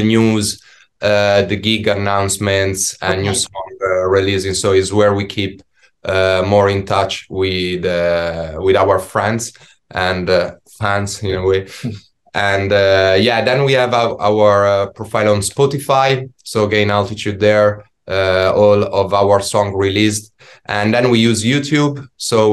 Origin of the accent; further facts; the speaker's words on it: Italy; English is a second language; now in London, United Kingdom; we come from Italy